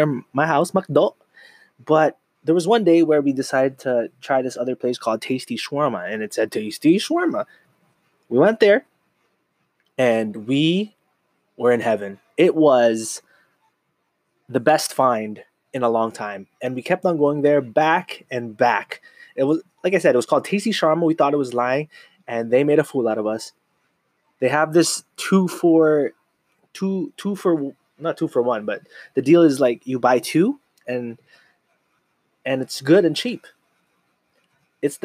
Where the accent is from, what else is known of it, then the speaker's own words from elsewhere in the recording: Canada; I was born in Canada, North America